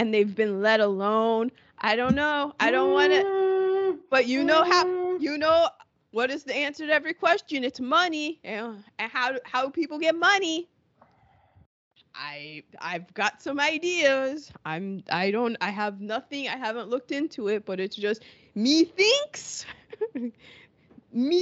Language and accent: English; United States; I'm American